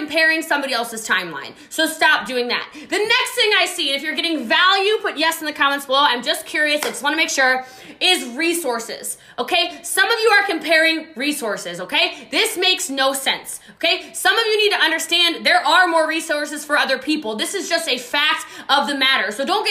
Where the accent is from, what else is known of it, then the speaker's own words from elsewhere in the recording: Frederick County, Maryland, United States; I'm from Frederick County